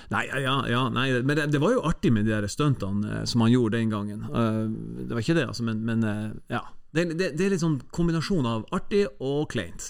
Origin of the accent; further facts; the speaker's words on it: Tromsø, Troms, Norway; vi er nordlendinger og, og tromsøværinger